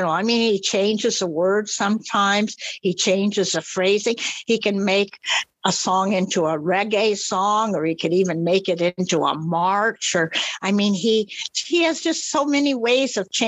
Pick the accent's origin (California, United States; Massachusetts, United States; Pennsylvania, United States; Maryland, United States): California, United States; Palm Springs; also born or lived in New Mexico; yeah, this is when I lived near Albuquerque, and um, I was visiting Albuquerque. I was from Palm Springs, but I always go back to Albuquerque at least a couple times a year because I still love New Mexico.